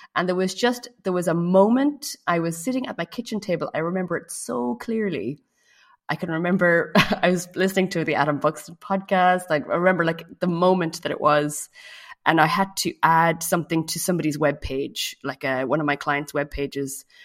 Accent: Ireland; moved away as an adult; now in France; I live in France, uh, but I'm from Ireland

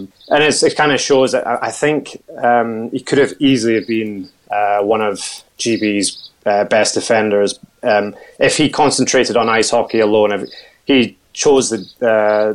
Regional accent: Dunblane, Scotland, United Kingdom; my hometown of Dunblane

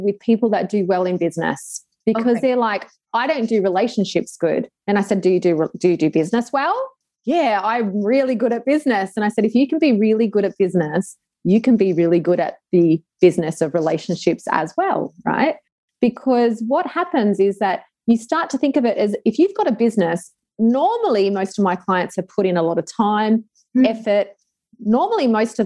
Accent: Sydney, New South Wales, Australia; moved away as an adult; also born or lived in Dubai; now in Adelaide, Australia; I am from Sydney, Australia

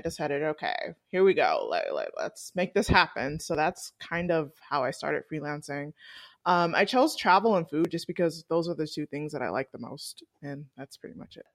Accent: Atlanta, Georgia, United States; also born or lived in Washington, D.C.; I'm originally from Atlanta

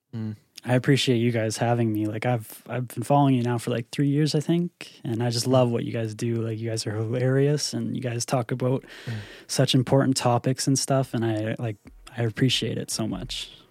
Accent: Northern Ontario, Canada; also born or lived in Toronto; I came back to, to my hometown

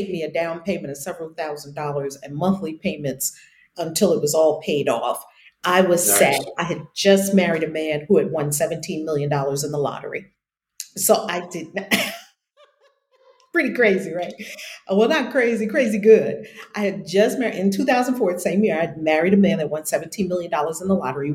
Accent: New York, United States; moved away; some of my writing appeared in the New York Times when I was in high school, because I'm from New York originally

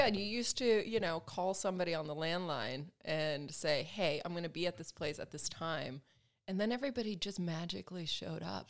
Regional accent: Alabama, United States; moved away as an adult; also born or lived in Sweden; now in Los Angeles, United States; I'm Swedish, and, um, you know, I grew up in Alabama

